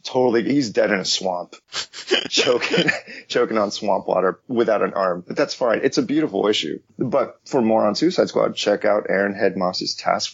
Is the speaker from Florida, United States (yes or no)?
yes; Miami, Florida, United States; moved away; I'm from Miami and I never picked up on that.